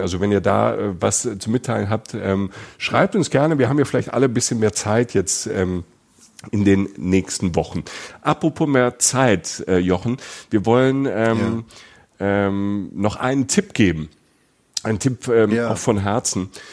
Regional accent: Germany; als Deutscher

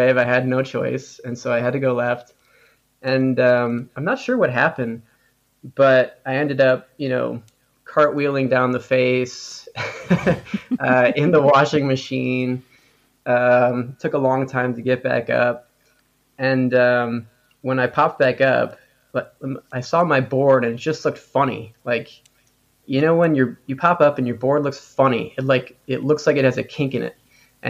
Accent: Wisconsin, United States; moved away as an adult; also born or lived in San Diego; I'm initially from Wisconsin, which is a landlocked state in the middle of America. And so there's not much surfing there. But I grew up on a lake.

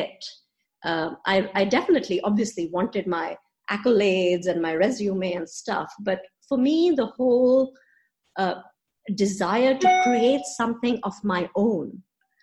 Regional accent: Karachi, Sindh, Pakistan; moved away as an adult; also born or lived in Princeton, United States / Boston, United States; now in Lahore, Pakistan; I grew up in Karachi. I'm a Pakistan girl, went to high school here in Karachi

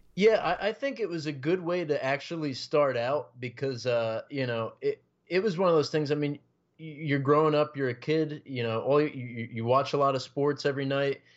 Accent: Passaic County, New Jersey, United States; I've been uh, born and raised in New Jersey, uh, you know, North Jersey, Passaic County, lived here my whole life

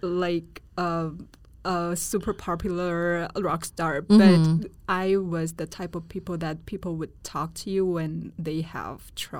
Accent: Taiwan; as a girl growing up in Taiwan

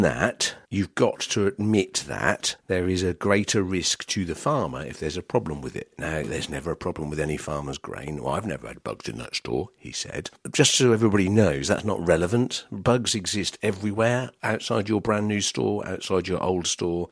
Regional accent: Norfolk, East of England, United Kingdom; I'm from Norfolk

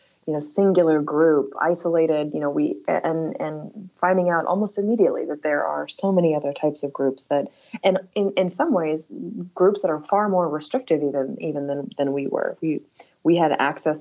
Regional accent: Topeka, Kansas, United States; my hometown of Topeka, Kansas

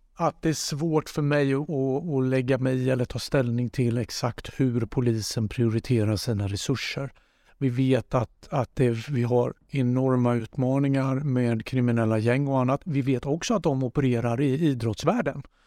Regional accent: Jönköping, Jönköping County, Sweden; moved away; also born or lived in Gothenburg; Jag är uppvuxen i Rosenlundshallen eh, i Jönköping

